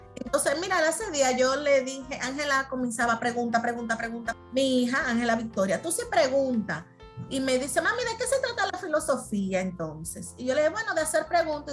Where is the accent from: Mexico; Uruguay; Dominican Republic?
Dominican Republic; somos los dominicanos